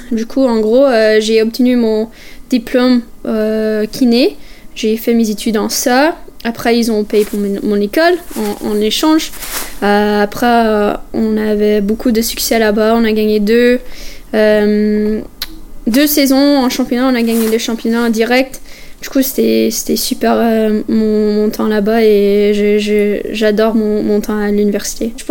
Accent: Canada; C'est incroyable. On n'a pas cette ambiance euh, chez nous au Canada.

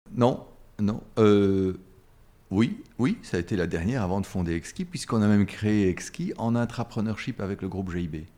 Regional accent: Brussels, Brussels-Capital Region, Belgium; bruxellois. J'ai toujours habité Bruxelles et, ou, les environs de Bruxelles

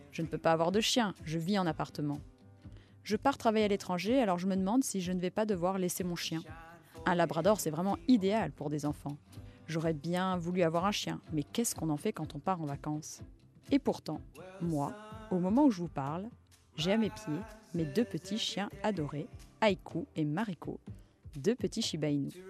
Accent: Egypt; moved away as an adult; also born or lived in Mali; now in Paris, France; J'ai passé mon enfance en Égypte et au Mali, entourée d'animaux sauvages, comme un chacal doré, des renards, des faucons. Je suis rentrée en France pour mes études

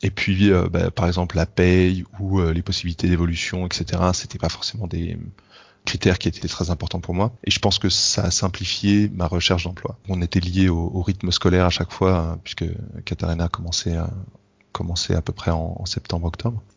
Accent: France; now in Germany; je suis français en Allemagne

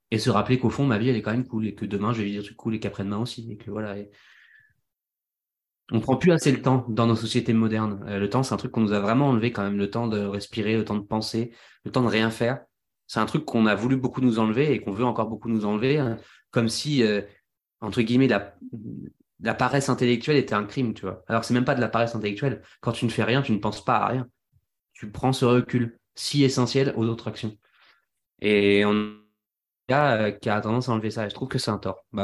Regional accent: Centre-Val de Loire, France; J'ai jamais été posé aussi longtemps. à part quand j'étais petit en Touraine, quoi.

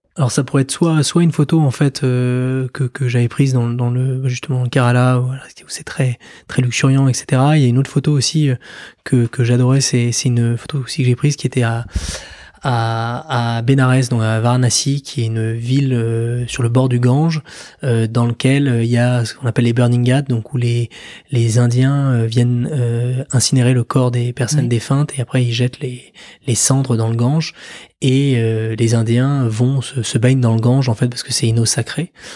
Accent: France; en tant que français

